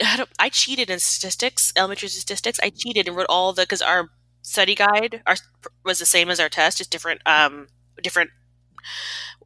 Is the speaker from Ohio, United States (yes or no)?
no; Texas, United States